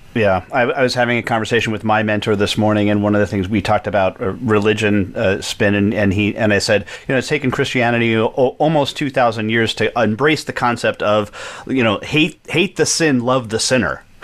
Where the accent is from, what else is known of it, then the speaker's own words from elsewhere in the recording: New York, United States; I grew up in New York